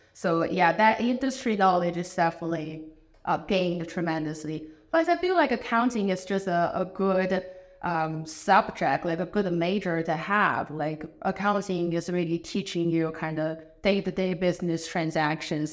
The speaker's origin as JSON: {"language": "English", "country": "China", "tie": "born or raised there", "also_born_or_lived": "Madison, Wisconsin / Chicago", "second_language": "English", "moved": "as an adult", "lives_now": "Columbus, United States", "said": "I am originally from China. I was born in China"}